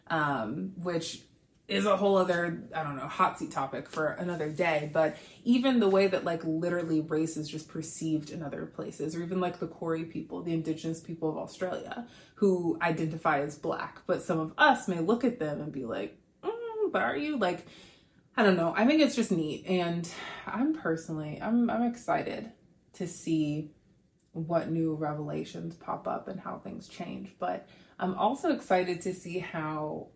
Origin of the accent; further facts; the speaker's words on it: United States; I didn't really identify as being an American, which maybe sounds wild because I've lived here my whole life